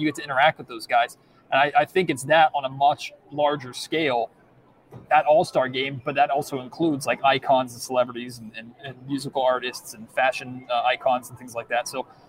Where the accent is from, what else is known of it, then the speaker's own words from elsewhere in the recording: Sacramento, California, United States; No, I'm trying to do my job. I'm from Sacramento.